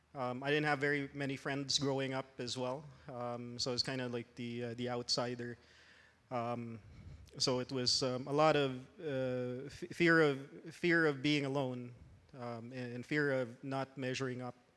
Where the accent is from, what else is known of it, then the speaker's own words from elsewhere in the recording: Philippines; moved away as an adult; also born or lived in Los Angeles, United States; now in Canada; I grew up in the Philippines